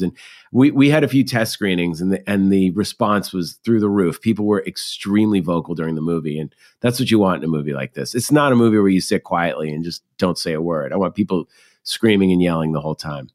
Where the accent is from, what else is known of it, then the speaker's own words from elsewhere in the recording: Massachusetts, United States; we're growing up in Massachusetts